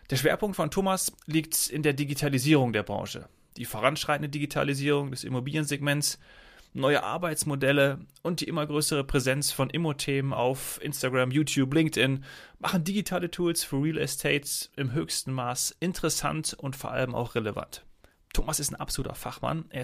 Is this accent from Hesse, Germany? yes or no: yes; Frankfurt, Hesse, Germany; Ja, oder äh, zurück in meine alte Heimat Frankfurt.